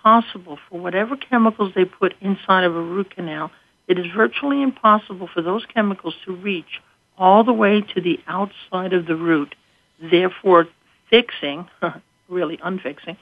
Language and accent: English; New York, United States; now in Scranton, United States; I come from New York, so I say gutta percha.